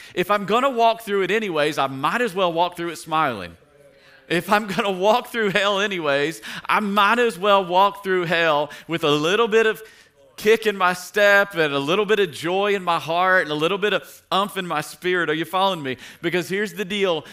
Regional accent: Tennessee, United States; I grew up in Tennessee

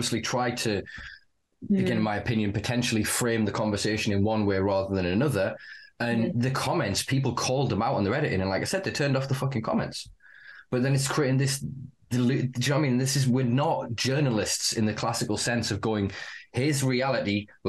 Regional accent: the north of England, United Kingdom; as a Northerner

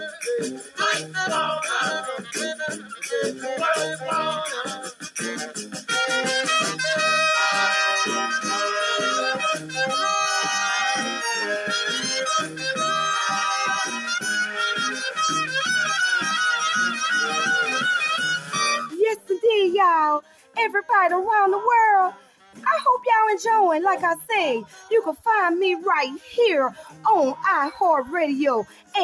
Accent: New Orleans, Louisiana, United States; My hometown

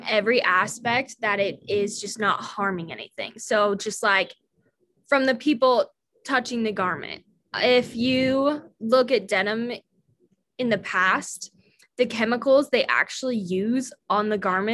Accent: Salt Lake City, Utah, United States; I'm from Salt Lake City, Utah

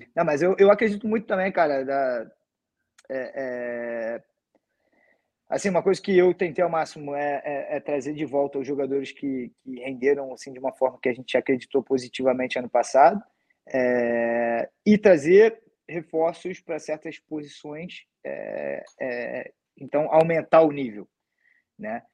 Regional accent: Rio de Janeiro, Brazil; sou do Rio

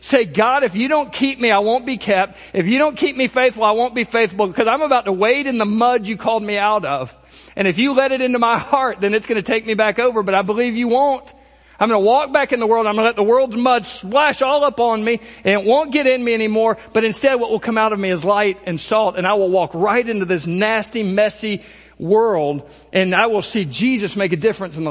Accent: United States; American Christians

